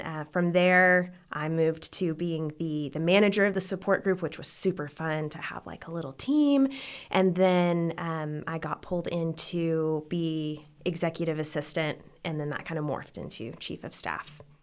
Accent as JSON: {"language": "English", "town": "Odessa", "region": "Texas", "country": "United States", "tie": "born or raised there", "also_born_or_lived": "Lubbock, Texas", "said": "I grew up in Odessa, Texas, and then I came here for college to go to L C U"}